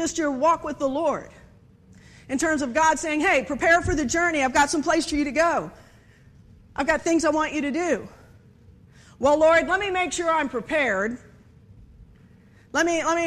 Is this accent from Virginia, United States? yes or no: yes; Virginia, United States; I am obviously from Virginia